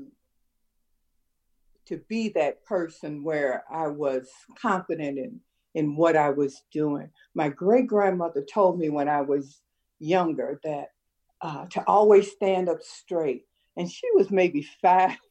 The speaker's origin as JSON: {"language": "English", "town": "Chicago", "region": "Illinois", "country": "United States", "tie": "born or raised there", "also_born_or_lived": "South Side, Chicago", "said": "I'm very proud of my West Side upbringing."}